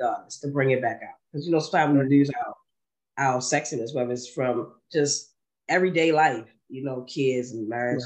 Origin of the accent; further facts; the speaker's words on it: Baltimore, Maryland, United States; also born or lived in Harlem, New York; I grew up right there in East Baltimore, East Baltimore, Maryland